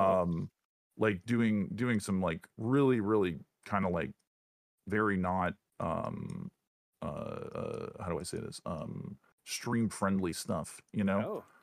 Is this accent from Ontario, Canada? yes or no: yes; Northern Ontario, Canada; moved away as an adult; now in United States; grew up in Northern Ontario